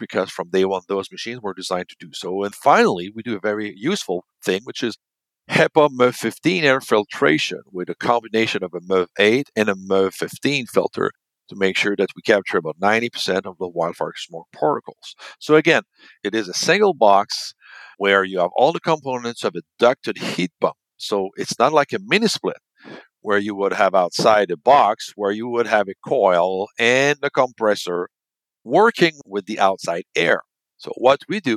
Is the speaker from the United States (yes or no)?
no; Canada; we're from Canada